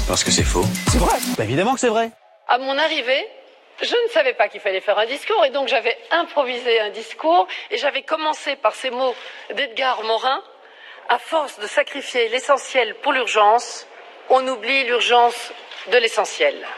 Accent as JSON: {"language": "French", "town": "Brussels", "region": "Brussels-Capital Region", "country": "Belgium", "tie": "born or raised there", "said": "j'ai eu mon enfance à Bruxelles"}